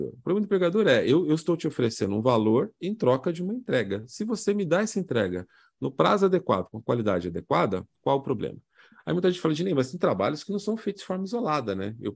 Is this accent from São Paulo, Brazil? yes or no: yes; São Paulo, Brazil; nasci e cresci em São Paulo, nunca fui no Farol Santander